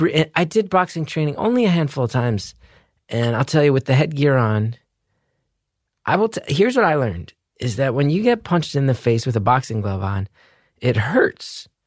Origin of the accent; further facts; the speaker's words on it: New Jersey, United States; I'm from New Jersey.